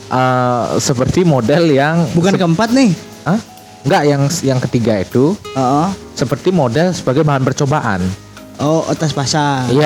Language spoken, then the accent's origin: Indonesian; South Kalimantan, Indonesia; Iya, gue Banjar orangnya manggilnya dibilangnya mancis.